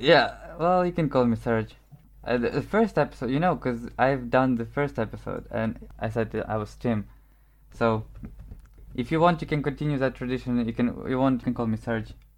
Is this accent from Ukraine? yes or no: yes; Ukraine; first language Ukrainian and Russian; English is a second language; now in Warsaw, Poland; I grew up in Ukraine